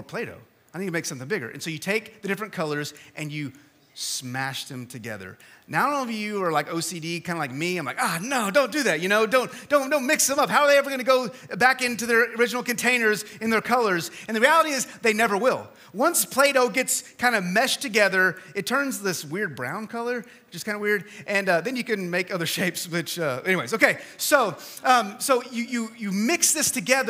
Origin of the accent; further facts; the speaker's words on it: West Texas, United States; moved away; I am from West Texas, and so we understand that heat back there, but we don't understand the humidity.